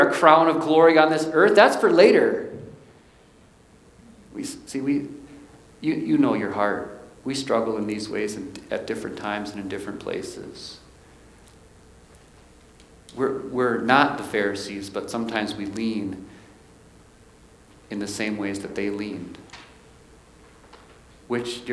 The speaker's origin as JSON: {"language": "English", "town": "Milwaukee", "region": "Wisconsin", "country": "United States", "tie": "born or raised there", "said": "I was born in Milwaukee, Wisconsin"}